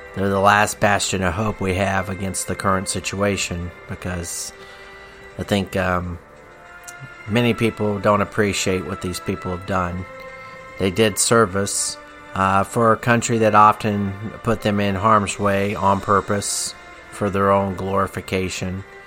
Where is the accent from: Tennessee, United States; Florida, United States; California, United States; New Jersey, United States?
Tennessee, United States; when I was growing up in Tennessee